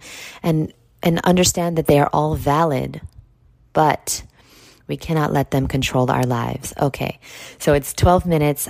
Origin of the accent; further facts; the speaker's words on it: New York, United States; I'm from New York